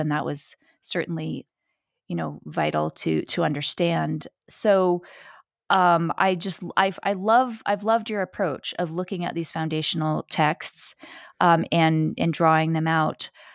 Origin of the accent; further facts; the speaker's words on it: New York City, New York, United States; I was born and raised in New York City